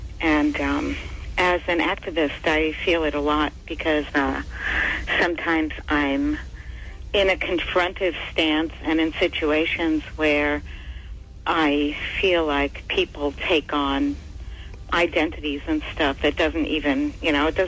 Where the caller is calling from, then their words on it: New York City, New York, United States; I'm calling from the Bronx.